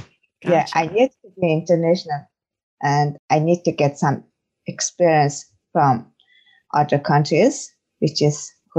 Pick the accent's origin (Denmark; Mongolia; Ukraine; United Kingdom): Mongolia; English is a second language; moved away as an adult; now in Ireland; I'm from Mongolia, and I've been in Ireland over 1.5 years.